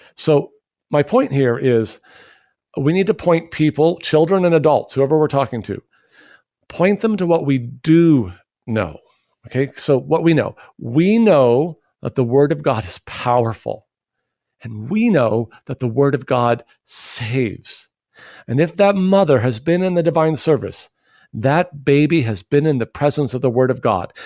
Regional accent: United States; we as American Christians

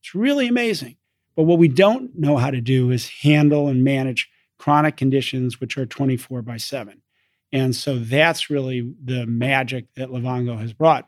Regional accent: East Coast, United States; moved away as an adult; also born or lived in London, England / Oxford, England / Chicago, Illinois; I grew up in the East Coast

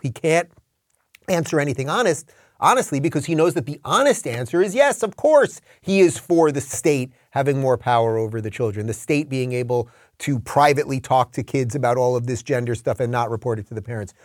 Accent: New York, United States; moved away; what was once my home state

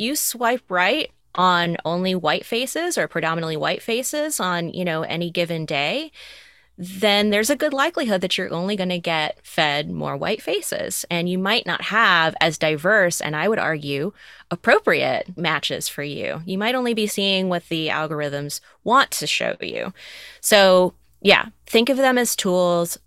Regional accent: the South, United States; I grew up in the South

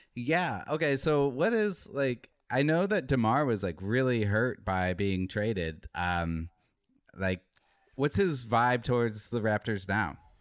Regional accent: Arizona, United States; now in Los Angeles, United States; I'm, I'm from Arizona

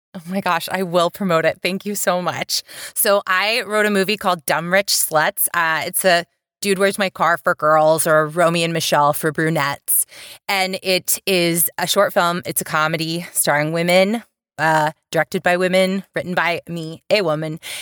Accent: the South, United States; I'm from the South

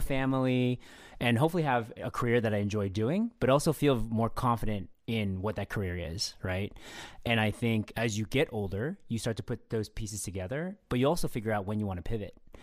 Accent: SF Bay Area, California, United States; I grew up in the S F Bay area, um, actually with Phil, um, but I also live there now

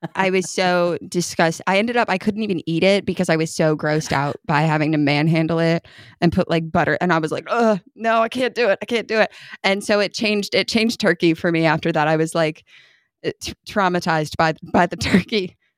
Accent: New York, United States; now in Kentucky, United States; I'm from New York

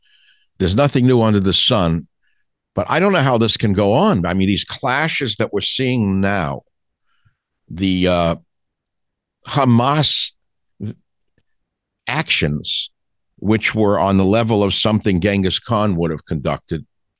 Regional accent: United States; as an American

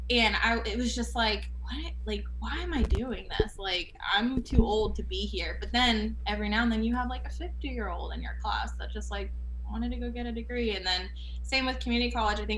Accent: Canada; now in United States; Like, oh, where are you from? Like, oh, I'm from Canada.

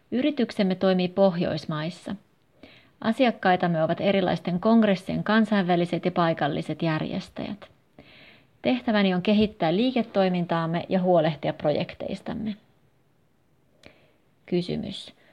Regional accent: Russia; Finnish is a second language; now in Helsinki, Finland; 33-vuotias kemian insinööri. Olen venäläinen ja asun Helsingissä. Opiskelin Pietarissa ja Lappeenrannassa

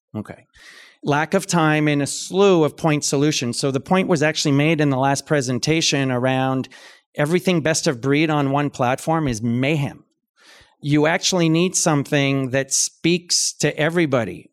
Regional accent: Canada; moved away as an adult; also born or lived in London, United Kingdom; I'm Canadian, so I grew up in a different kind of health system

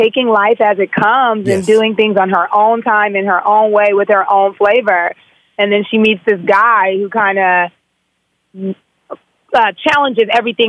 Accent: Los Angeles, California, United States; But I'm from South LA, mm-hmm. my own self. I grew up in the Crenshaw area. My mom and them are from Compton.

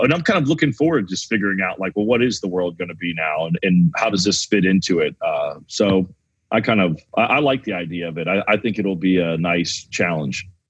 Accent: the South, United States; I grew up in the South

